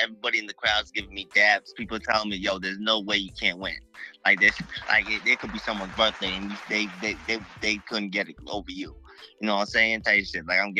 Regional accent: Mashpee, Massachusetts, United States; also born or lived in Mattapan, Boston, Massachusetts; I'm from Massachusetts. Mm-hmm. I grew up in Mashpee, and I grew up a little bit in up there in Mattapan.

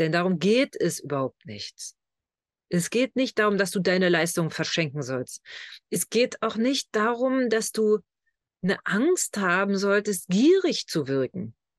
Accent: Lusatia, Germany; accent: Lausitz-Slang; Letztlich kommen wir beide aus der Lausitz. Also von unseren Wurzeln her.

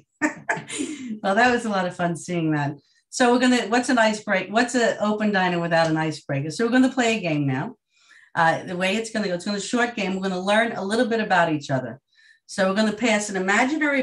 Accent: Long Island, New York, United States; I'm from Long Island, New York.

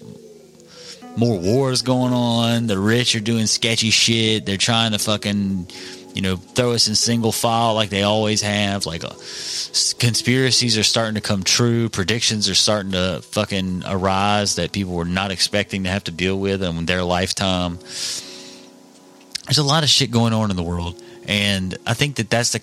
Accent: Mississippi, United States; also born or lived in Pike County, Mississippi; a citizen of Mississippi, our state, our home

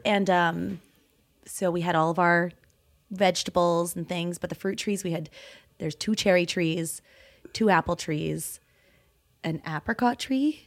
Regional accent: Okanagan, British Columbia, Canada; also born or lived in Toronto, Canada; now in Calgary, Canada; I grew up in the Okanagan

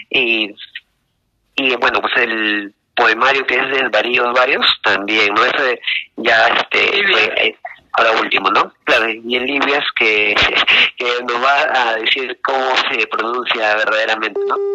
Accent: Lima, Peru; soy de acá de Lima

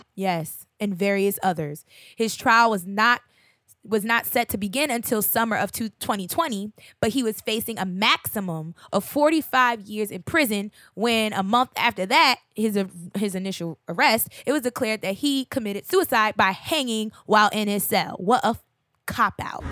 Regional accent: Hillside, New Jersey, United States; my hometown favorite. It's like the neighborhood, uh, Carly's Lounge in, uh, Hillside

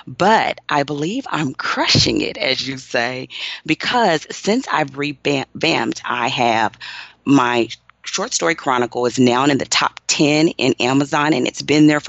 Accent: Austin, Texas, United States; And so I grew up in Austin, and I went to college and law school as a wife and a mother with little ones.

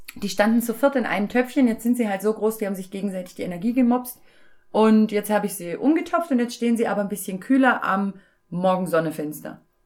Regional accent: former East Germany, Germany; moved away; Ich komme ja aus der ursprünglich aus der ehemaligen DDR

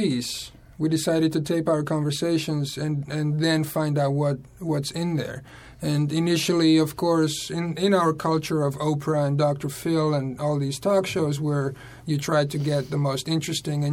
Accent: Slovakia; moved away as an adult; also born or lived in Oklahoma; now in New York City, United States; I was born in Slovakia, and I came to America when I was 18 by myself

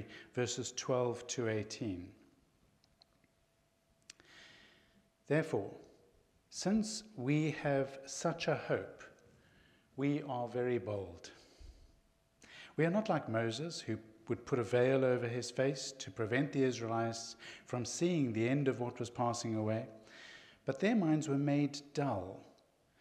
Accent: Zimbabwe; I was born and raised in Zimbabwe

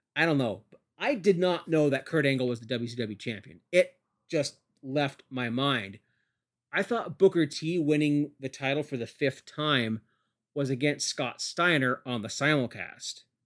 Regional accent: Canada; I'm a Canadian

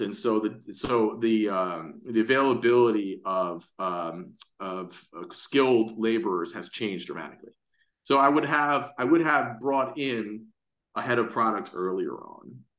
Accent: New York City, New York, United States; I'm born and raised in Manhattan

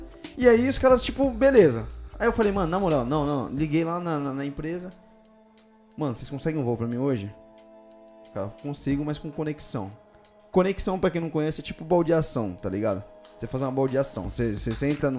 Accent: São Paulo, Brazil; accent: paulista

